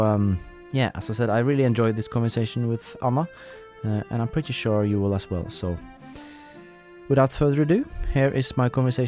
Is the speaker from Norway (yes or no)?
yes; Norway; English is a second language; traditional tunes from her home area in Sweden, which incidentally is not too far away from where I grew up in Norway.